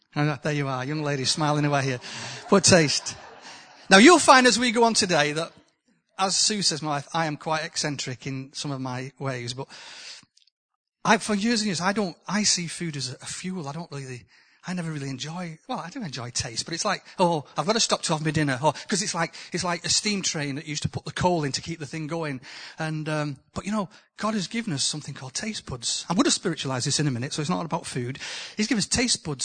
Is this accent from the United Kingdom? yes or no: yes; the north of England, United Kingdom; accent: northern; my accent from the north.